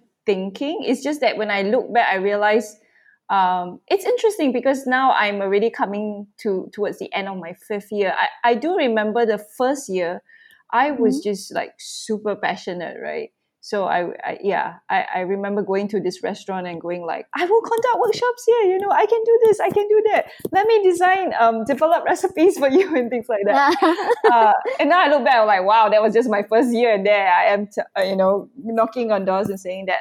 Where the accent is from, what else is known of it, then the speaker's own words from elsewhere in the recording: Malaysia; first language English; I have done one demo in Malay, which is our national language.